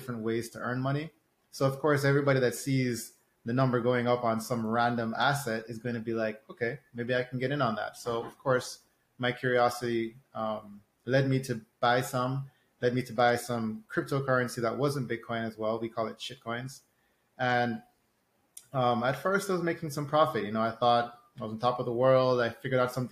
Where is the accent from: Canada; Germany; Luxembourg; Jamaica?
Jamaica; I'm from Jamaica